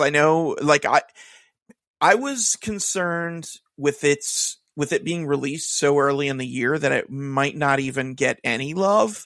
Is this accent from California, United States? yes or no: no; Kansas City, Missouri, United States; also born or lived in Philadelphia; now in New Jersey, United States; I'm originally from Kansas City